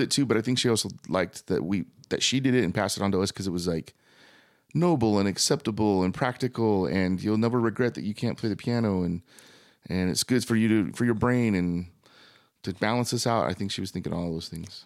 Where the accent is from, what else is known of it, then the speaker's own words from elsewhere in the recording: Thatcher, Arizona, United States; also born or lived in Gilbert, Arizona; I was born and raised in mostly Thatcher